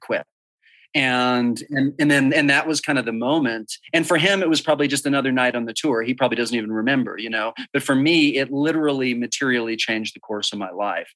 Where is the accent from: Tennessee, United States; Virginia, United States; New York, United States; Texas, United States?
Texas, United States; Dallas; I grew up in Dallas, Texas